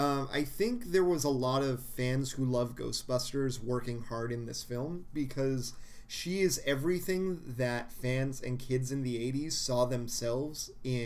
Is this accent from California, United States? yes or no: yes; Southern California, United States; moved away; I'm from Southern California. We don't say it down there